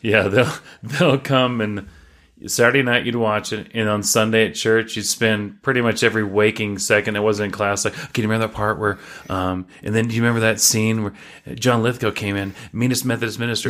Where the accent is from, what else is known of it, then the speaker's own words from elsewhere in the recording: Chattanooga, Tennessee, United States; moved away as an adult; now in Utah, United States; I was born and raised in Chattanooga, Tennessee